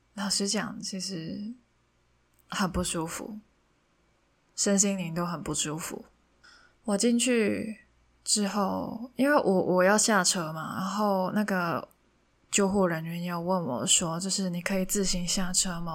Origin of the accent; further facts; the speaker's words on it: Hong Kong; first language Cantonese; Chinese is a second language; moved away as an adult; now in Taiwan; 我是一个香港人，从小到大都在写中文字